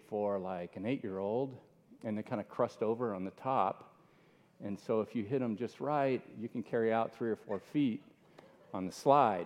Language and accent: English; Miami, Florida, United States; moved away; I grew up in Miami.